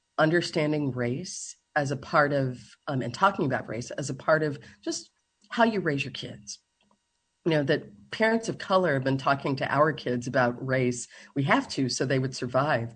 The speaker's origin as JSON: {"language": "English", "region": "Kentucky", "country": "United States", "tie": "born or raised there", "said": "when I was in middle school in Kentucky. I grew up in Kentucky"}